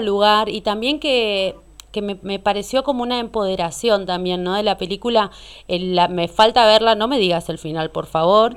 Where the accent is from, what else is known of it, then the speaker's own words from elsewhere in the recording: San Francisco Solano, Buenos Aires Province, Argentina; me crié en Solano, eh, nací ahí